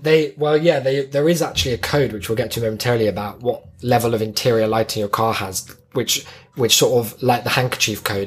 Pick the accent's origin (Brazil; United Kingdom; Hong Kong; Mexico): United Kingdom